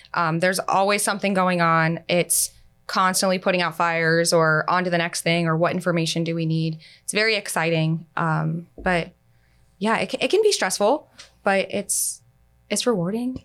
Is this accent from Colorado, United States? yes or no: no; Pasco County, Florida, United States; I'm actually from Pasco County